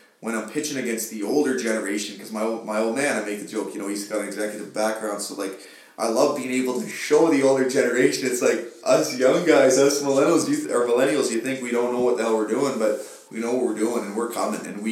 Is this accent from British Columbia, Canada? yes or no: no; Sudbury, Ontario, Canada; I am proud to say I'm Canadian, but I'm proud to say I'm from Sudbury